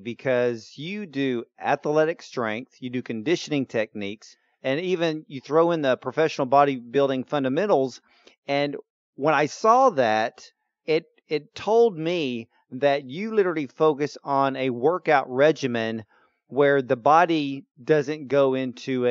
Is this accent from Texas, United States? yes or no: yes; Houston, Texas, United States; I'm Houston, Texas